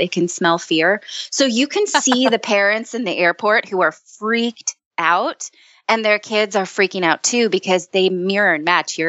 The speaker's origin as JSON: {"language": "English", "region": "California", "country": "United States", "moved": "as an adult", "lives_now": "New York area, United States", "said": "I'm a Californian, but I'm raising my kids in the New York area."}